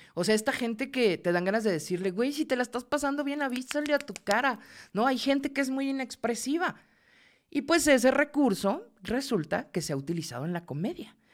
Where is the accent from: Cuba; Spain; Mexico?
Mexico; soy mexicana